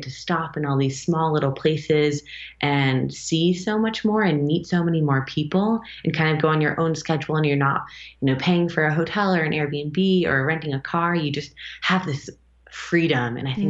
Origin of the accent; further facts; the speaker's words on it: United States; moved away as an adult; also born or lived in Berlin; But we both grew up in the States